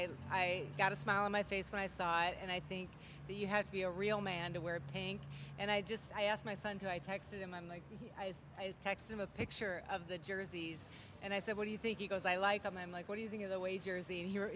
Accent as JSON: {"language": "English", "town": "Hopkins", "region": "Minnesota", "country": "United States", "also_born_or_lived": "St. Paul", "said": "I'm from, originally from Hopkins, but live in St. Paul."}